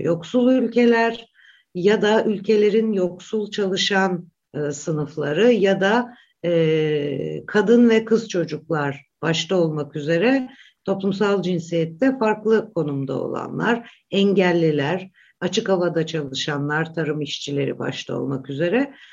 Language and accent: Turkish; Black Sea Region, Turkey; ben Karadenizliyim